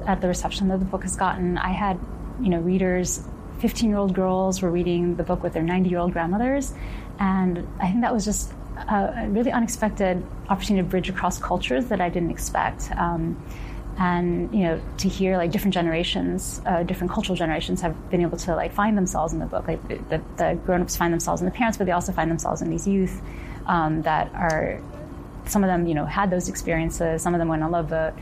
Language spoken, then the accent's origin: English; Ohio, United States; moved away; I grew up in Ohio